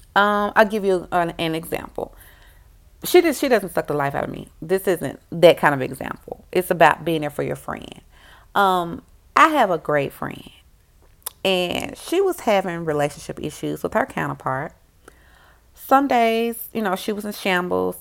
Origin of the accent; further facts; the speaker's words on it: Memphis, Tennessee, United States; I'm a girl from Memphis